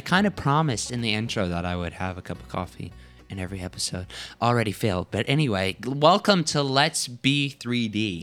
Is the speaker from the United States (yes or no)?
yes; Texas, United States; now in Tennessee, United States; We are originally Texans